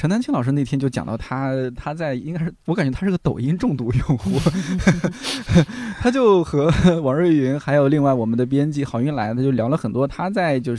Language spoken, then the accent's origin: Chinese; a county town near Taiyuan, Shanxi, China; moved away; 咱们家乡、咱们这个县城，它的教育就是不行